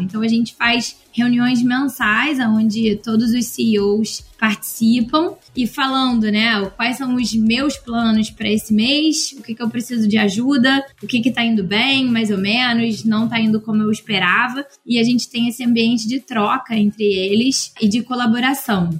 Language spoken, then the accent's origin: Portuguese; Rio de Janeiro, Brazil; eu moro no Rio, né? Então, sou carioca